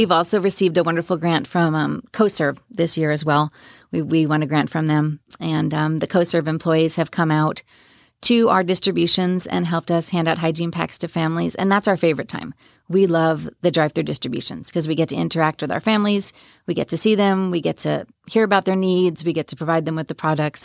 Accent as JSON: {"language": "English", "area": "Long Island", "region": "New York", "country": "United States", "tie": "born or raised there", "also_born_or_lived": "Washington State", "moved": "yes", "lives_now": "Frisco, United States", "said": "I grew up in New York on Long Island"}